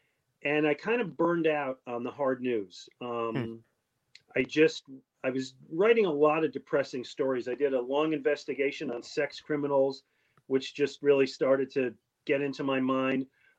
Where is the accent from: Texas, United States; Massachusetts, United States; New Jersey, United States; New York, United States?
New York, United States; Buffalo; moved away as an adult; also born or lived in Long Island / Florida / Detroit; now in Philadelphia, United States; We lived in Florida. My wife's from Boston and I'm from Buffalo.